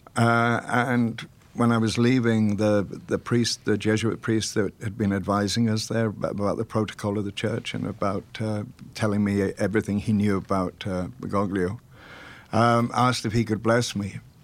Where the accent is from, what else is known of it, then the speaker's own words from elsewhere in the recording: Welsh, Wales, United Kingdom; We're both Welsh